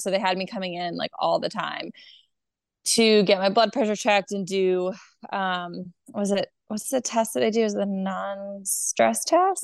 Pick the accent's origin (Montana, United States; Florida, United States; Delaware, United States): Delaware, United States; now in Charlotte, United States; I'm from Delaware.